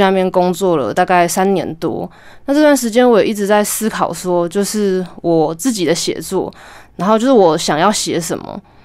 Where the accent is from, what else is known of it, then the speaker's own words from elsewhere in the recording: Taitung County, Taiwan; moved away as an adult; 我就回到我的故乡台东，然后在那边读那个台东大学的儿童文学研究所